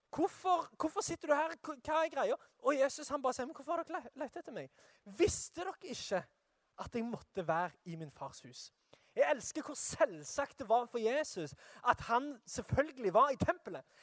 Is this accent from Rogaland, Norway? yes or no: yes; Sandnes, Rogaland, Norway; jeg er fra Sandnes.